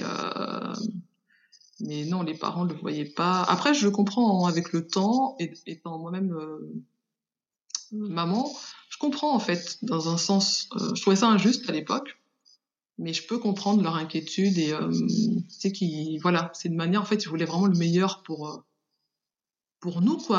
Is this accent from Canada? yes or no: no; Paris region, Île-de-France, France; also born or lived in Haiti; Je suis née euh, en Haïti et je suis arrivée en France à l'âge de 5 ans. Et j'ai fait toute mon enfance en région parisienne